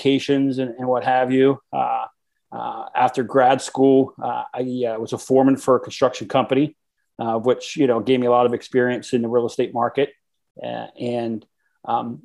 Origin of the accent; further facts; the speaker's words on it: South Central Pennsylvania, United States; I grew up in South Central PA